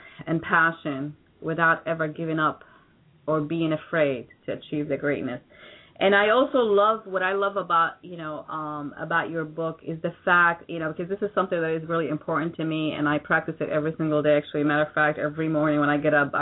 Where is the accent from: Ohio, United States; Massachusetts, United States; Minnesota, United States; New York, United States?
New York, United States; now in Florida, United States; I consider myself to be a New Yorker